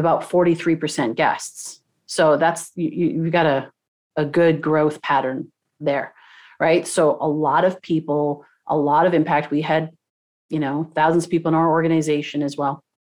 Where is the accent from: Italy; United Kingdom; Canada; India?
Canada; Toronto, Ontario; now in Southern California, United States; I grew up in, in Toronto